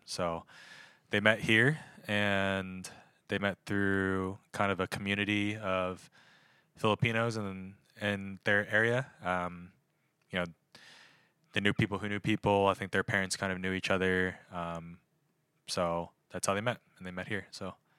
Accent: North Wales, Pennsylvania, United States; moved away as an adult; also born or lived in Harrisburg, Pennsylvania; From North Wales, Pennsylvania

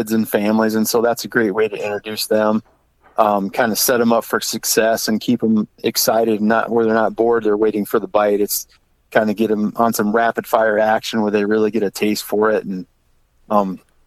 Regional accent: Le Mars, Iowa, United States; I actually had the Floyd River, when I was younger, till I was about 6 years old. I had the Floyd River in Lamar's, Iowa, kind of as my back door

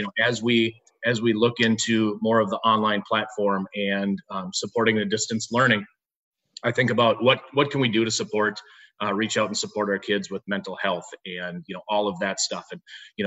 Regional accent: Minnesota, United States; I'm from Minnesota.

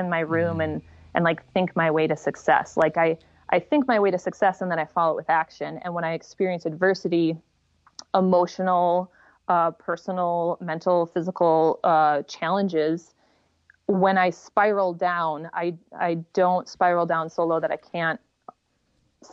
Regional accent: United States; I'm in America. I'm an American.

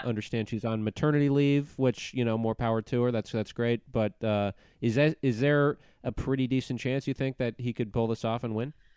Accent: Minnesota, United States; I'm from Minnesota

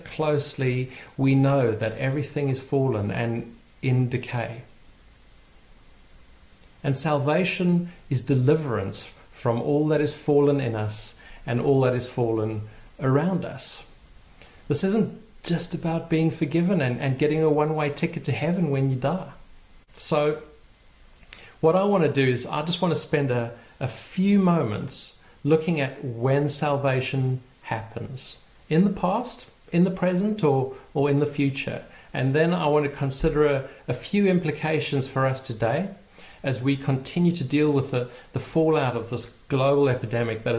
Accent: Port Elizabeth, Eastern Cape, South Africa; my hometown of Port Elizabeth

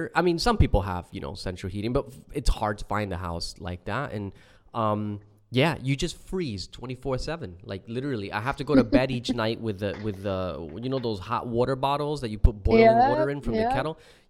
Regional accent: New Jersey, United States; now in Perth, Australia; I grew up in New Jersey.

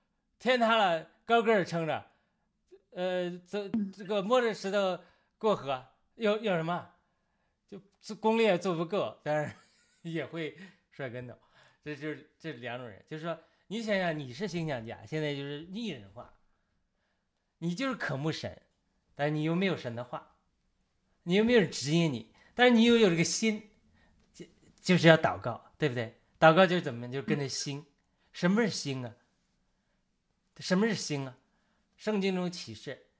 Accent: China; 当我们中国人讲和平平和，一种是内心的平静。

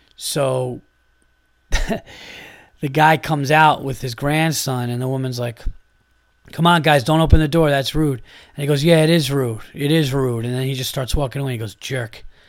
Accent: New York, United States; I am from New York

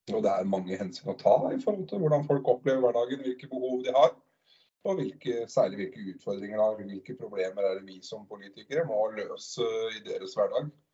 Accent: Drammen, Buskerud, Norway; jeg er jo født og oppvokst i Drammen

